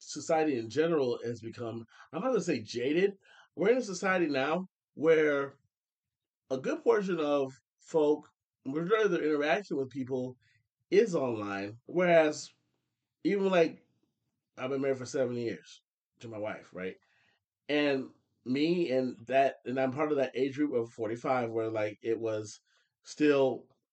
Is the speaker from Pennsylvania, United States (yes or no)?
no; Ohio, United States; born or raised there; moved away